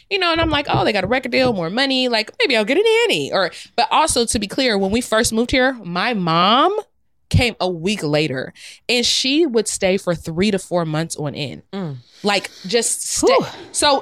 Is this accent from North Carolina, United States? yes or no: no; Ohio, United States; also born or lived in New York; I'm from the Midwest